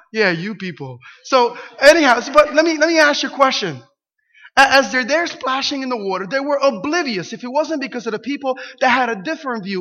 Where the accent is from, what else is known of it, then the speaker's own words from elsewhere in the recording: Camden, New Jersey, United States; I grew up in Camden, New Jersey, one of the worst cities in the U.S.